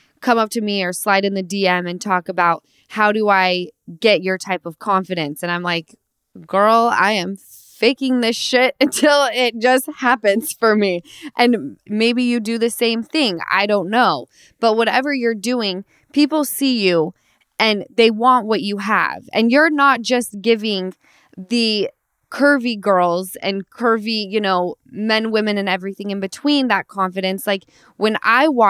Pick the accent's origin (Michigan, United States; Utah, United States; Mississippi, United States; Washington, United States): Utah, United States; now in Los Angeles, United States; I'm originally from Utah, but I live